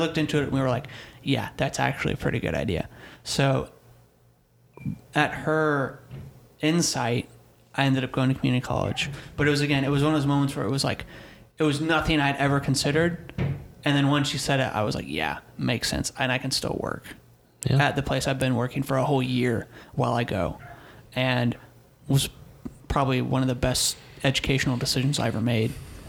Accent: Missouri, United States; So I'm from Missouri, and my parents were going to move back. We're going to move back to where we used to live in Missouri.

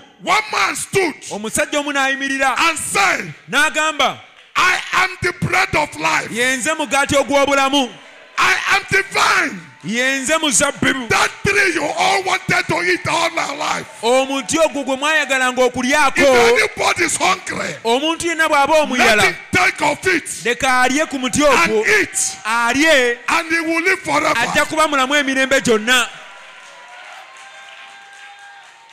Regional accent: Nigeria; we are speaking English in Nigeria

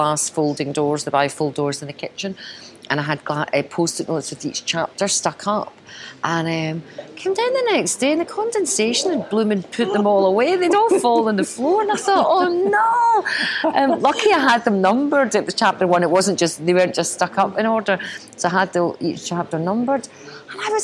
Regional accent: Glasgow, Scotland, United Kingdom; I'm born and brought up in Glasgow

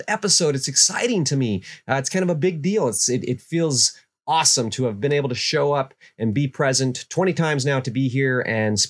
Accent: Kenai Peninsula, Alaska, United States; I growing up in Alaska, I grew up on the Kenai Peninsula.

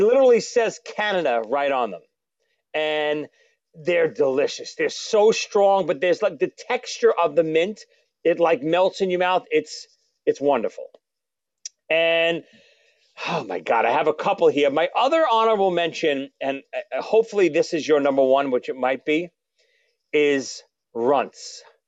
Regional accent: New York City, New York, United States; Growing up in Brooklyn

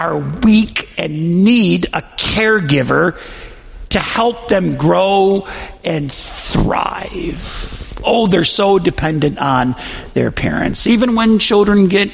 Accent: Western New York, United States; I grew up in Western New York

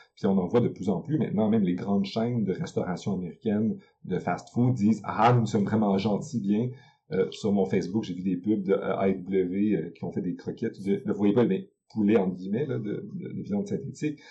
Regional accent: Quebec, Canada; chez nous, au Québec

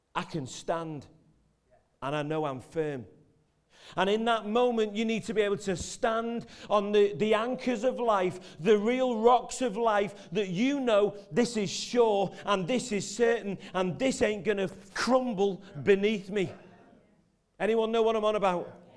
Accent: Merseyside, North West England, United Kingdom; I'm from Merseyside

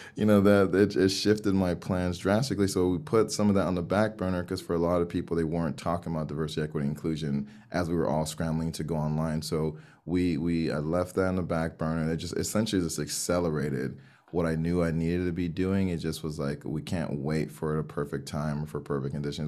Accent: Miami, Florida, United States; Miami, here in the U S

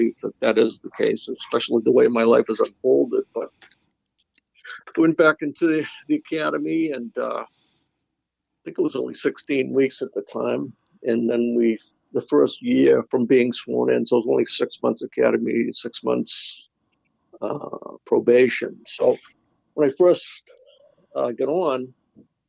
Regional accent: Boston, Massachusetts, United States; So I grew up in the Dorchester part of Boston, you know, city kid

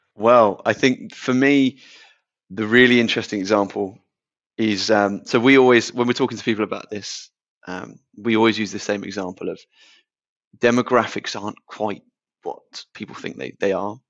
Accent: Portsmouth, South East England, United Kingdom; So we're both 25, both born and bred in Portsmouth

